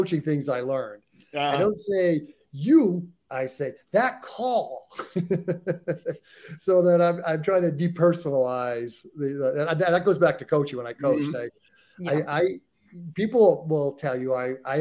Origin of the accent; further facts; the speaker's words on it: United States; us, the ugly Americans who can only speak one language